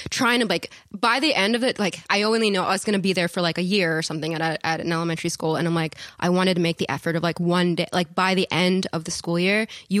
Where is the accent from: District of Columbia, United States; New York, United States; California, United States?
California, United States; I was born on Treasure Island, or close to Treasure Island in Oakland. But my family lived there, and then I moved up and down the coast of Southern California.